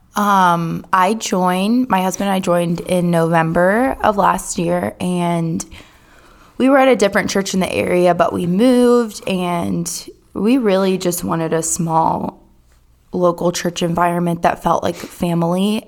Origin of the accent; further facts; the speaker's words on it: Durham, North Carolina, United States; I am from Durham, born and raised here